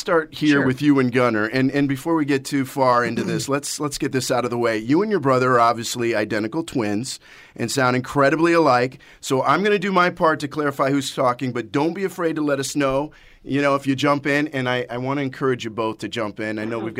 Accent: Midwest, United States; Where I grew up in the Midwest, every girl had your poster smiling back at them on their closet door.

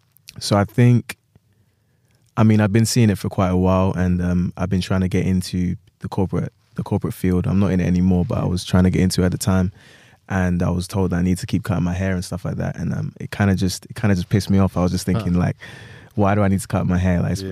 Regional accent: London, United Kingdom; Yeah, but so London.

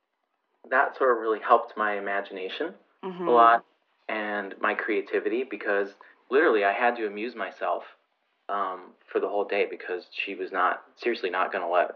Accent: Grand Island, New York, United States; I grew up on Grand Island, New York

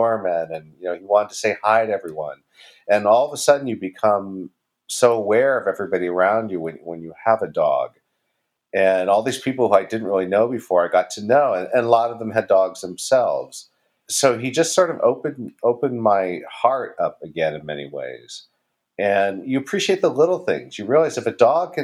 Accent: California, United States; now in New York, United States; I'm not from New York. I'm from California.

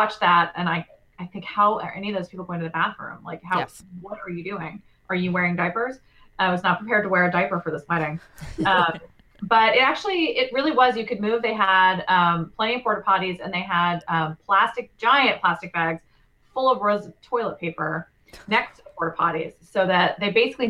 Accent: United States; we are American

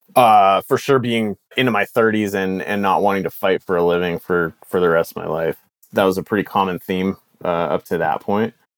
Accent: United States; moved away as an adult; also born or lived in Canada; an American living in Canada

